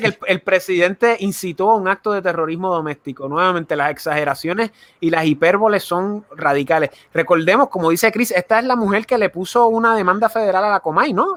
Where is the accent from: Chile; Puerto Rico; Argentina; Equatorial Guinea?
Puerto Rico; Guaynabo; nosotros somos de San Juan, nosotros somos de Guaynabo, de San Juan, de la zona metro